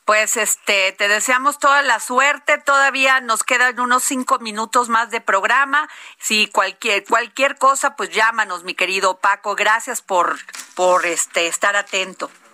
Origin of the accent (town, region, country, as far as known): Mexico